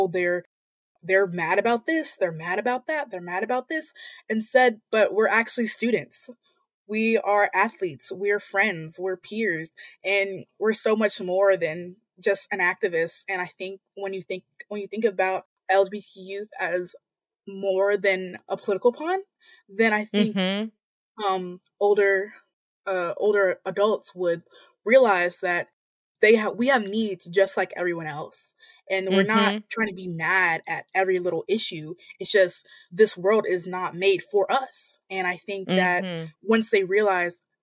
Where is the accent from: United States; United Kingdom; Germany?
United States; Montgomery, Alabama; I'm from the Deep South, Montgomery, Alabama